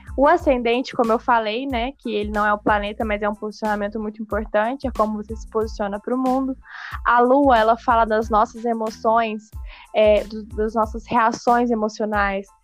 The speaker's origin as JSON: {"language": "Portuguese", "town": "Lavras", "region": "Minas Gerais", "country": "Brazil", "moved": "as an adult", "lives_now": "Uberaba, Brazil", "said": "eu vim pra Uberaba, né, eu sou do sul de Minas, chama Lavras, na minha cidade"}